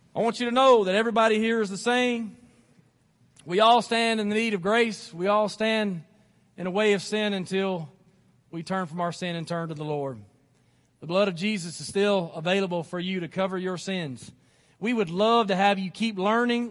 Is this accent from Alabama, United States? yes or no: yes; Athens, Alabama, United States; I was living here in Athens. This is, this is my hometown.